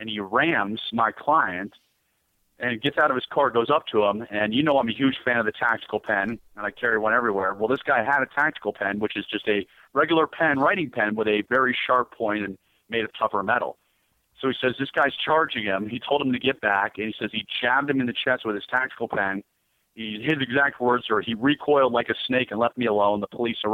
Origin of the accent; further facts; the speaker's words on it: United States; I'm an American